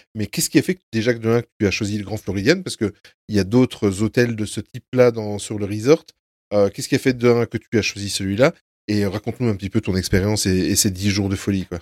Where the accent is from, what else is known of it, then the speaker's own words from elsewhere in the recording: Belgium; on est belges tous les quatre